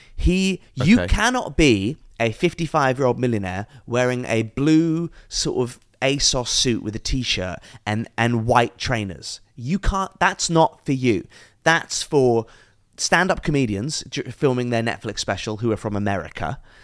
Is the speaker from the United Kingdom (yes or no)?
yes; England, United Kingdom; I am a mixed race guy, born in England